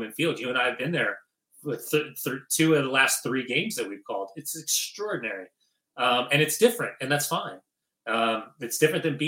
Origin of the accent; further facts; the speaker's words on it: Upland, California, United States; I'm a kid from Upland, California, right? I mean, I grew up, I went to Fullerton. I grew up playing in the club soccer scene in Southern California